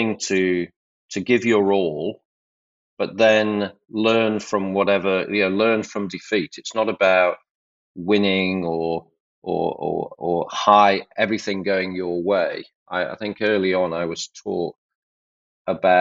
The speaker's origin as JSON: {"language": "English", "region": "Yorkshire and the Humber", "country": "United Kingdom", "said": "I'm from Yorkshire. My parents are from Yorkshire."}